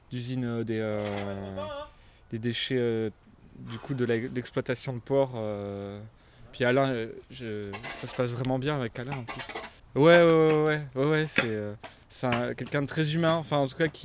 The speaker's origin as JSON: {"language": "French", "region": "south of France", "country": "France", "said": "euh, je viens du, sud, de la France."}